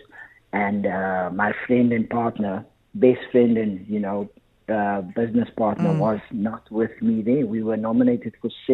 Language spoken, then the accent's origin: English; Paarl, Western Cape, South Africa; I'm from Paul